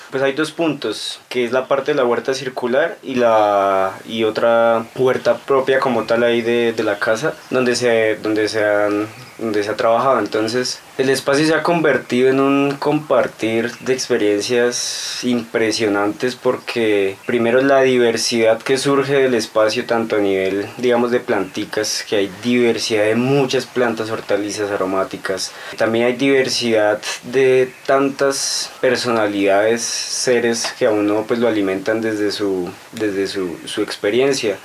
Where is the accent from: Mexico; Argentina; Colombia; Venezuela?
Colombia; Duitama, Boyacá; también de la ciudad de Itama, eh, ingeniero agrónomo